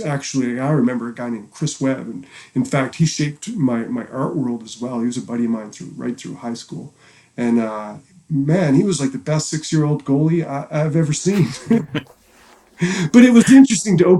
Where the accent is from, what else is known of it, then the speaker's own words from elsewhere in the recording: Halifax, Nova Scotia, Canada; moved away as an adult; now in Vancouver, Canada; growing up in Halifax